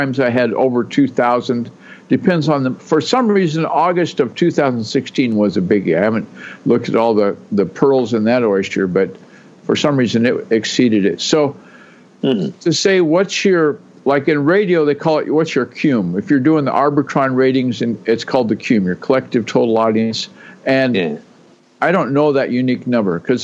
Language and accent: English; Texas, United States; also born or lived in Olympic Peninsula, Washington; now in Washington, United States; I was born in Texas.